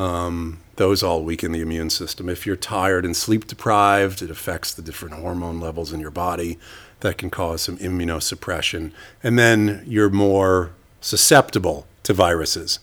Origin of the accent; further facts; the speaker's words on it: New York City, New York, United States; moved away as an adult; now in Stockholm, Sweden; I moved from New York City, where I grew up